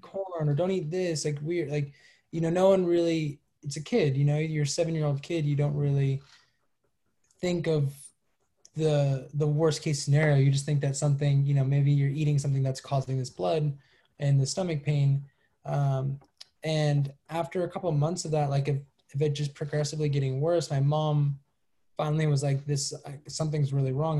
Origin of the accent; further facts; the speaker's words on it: Los Angeles, California, United States; also born or lived in Malibu; half malibu half venice